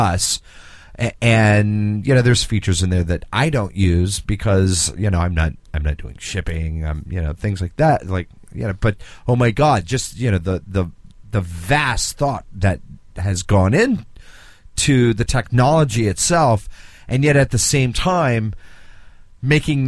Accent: the South, United States; us Southerners

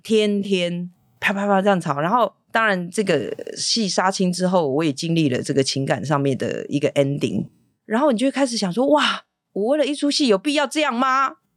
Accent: Taipei, Taiwan; also born or lived in Keelung / Hualien; 在上台北念小学

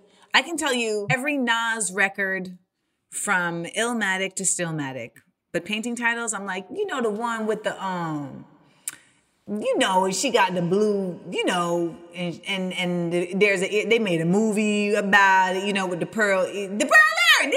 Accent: Orlando, Florida, United States; I grew up in Orlando, Florida

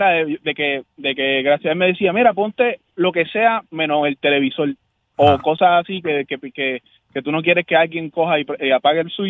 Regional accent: Puerto Rico; now in San Antonio, United States; Ah, aquí, viste, yo, soy de Puerto Rico, pero estoy ahora mismo viviendo en San Antonio.

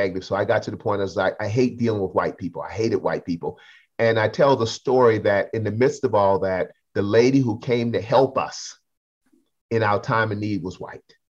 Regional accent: Charleston, South Carolina, United States; accent: Geechee; I'm from Geechee Gullah people in Charleston, South Carolina

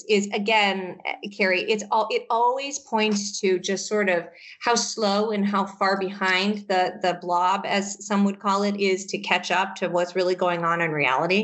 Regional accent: Michigan, United States; now in Massachusetts, United States; I grew up in Michigan

